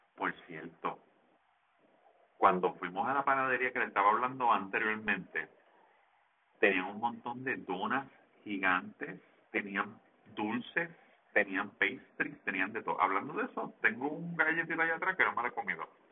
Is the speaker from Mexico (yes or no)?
no; Levittown, Puerto Rico; yo soy de Levitón y en Levitán no se come arepa